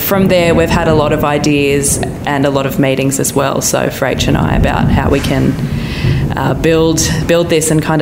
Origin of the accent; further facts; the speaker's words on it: Mollymook, New South Wales, Australia; now in Sydney, Australia; I grew up in Mollymook on the south coast